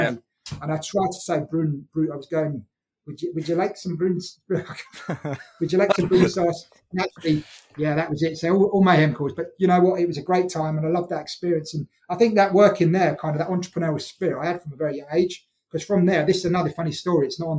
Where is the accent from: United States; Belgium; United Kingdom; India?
United Kingdom; Scotland; But I'm Scottish. I consider myself to be a Scotsman without an accent. I'm Scottish.